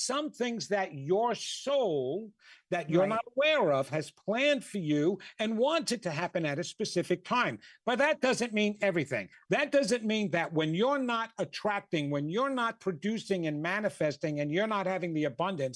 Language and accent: English; New York, United States; I'm from New York